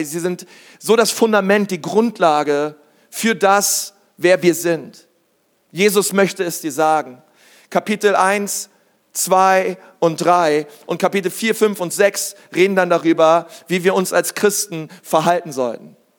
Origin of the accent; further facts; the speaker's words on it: Berlin, Germany; ich bin Berliner, ich bin in Berlin groß geworden, in der größten Schule Berlins